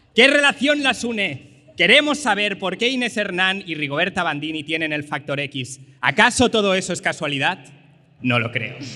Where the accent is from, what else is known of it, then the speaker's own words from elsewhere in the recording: Lleida, Catalonia, Spain; he ido a Lleida, que es mi ciudad natal